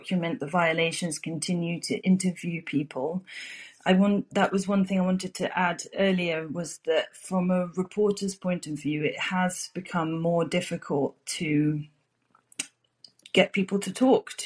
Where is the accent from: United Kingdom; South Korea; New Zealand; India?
United Kingdom; I'm British and I live in the UK.